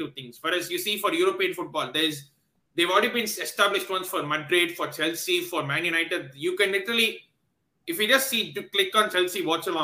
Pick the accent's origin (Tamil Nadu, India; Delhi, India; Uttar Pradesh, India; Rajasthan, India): Tamil Nadu, India; Chennai; I'm from Chennai